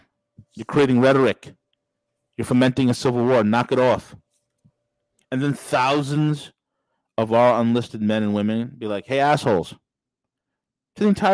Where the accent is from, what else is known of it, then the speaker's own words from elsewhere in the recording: New York, United States; As a New Yorker